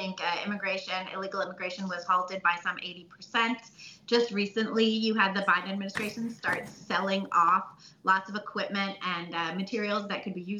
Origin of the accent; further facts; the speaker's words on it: New York City, New York, United States; as a New Yorker, that's my hometown